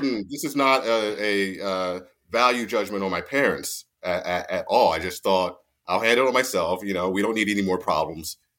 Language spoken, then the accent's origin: English; Mount Holly, New Jersey, United States; moved away as an adult; also born or lived in Fort Dix, New Jersey; born and raised in Mount Holly, New Jersey, uh, southern New Jersey, not northern New Jersey